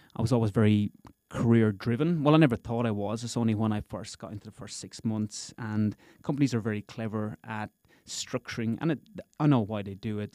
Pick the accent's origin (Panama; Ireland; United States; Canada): Ireland; Gorey, Leinster; moved away as an adult; now in Perth, Australia; I'm originally from a little town in Ireland called Goree, County Wexford.